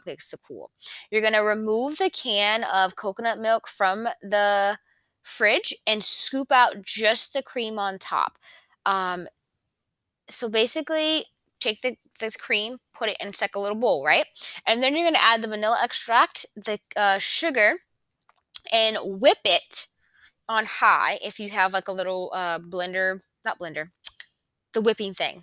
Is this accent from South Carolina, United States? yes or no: yes; Conway, South Carolina, United States; born or raised there